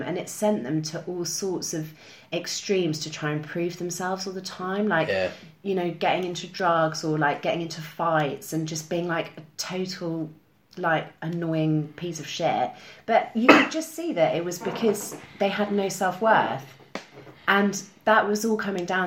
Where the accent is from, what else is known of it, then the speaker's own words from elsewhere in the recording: Cambridge, East of England, United Kingdom; moved away as an adult; now in London, United Kingdom; I'm from Cambridge. Mm. Yeah, just south of Cambridge. Nice little village.